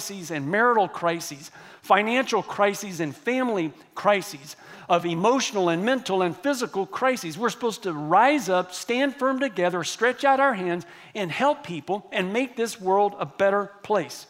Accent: Texas, United States; I grew up here in Texas

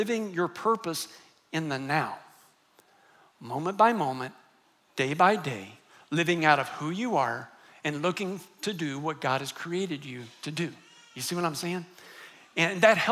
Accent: United States; I happened to grow up in the United States and my parents were Christians

